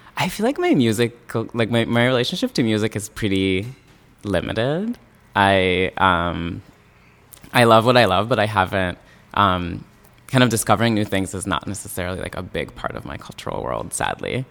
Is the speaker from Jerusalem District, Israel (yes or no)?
no; Yokneam, Haifa District, Israel; moved away as an adult; now in New York City, United States; I grew up in Yoke Now, which is a suburb of Haifa